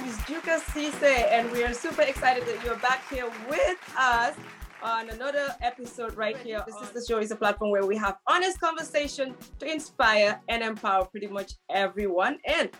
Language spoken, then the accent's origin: English; Nigeria; accent: Nigerian; Hey, my sister, let me use my Nigerian accent.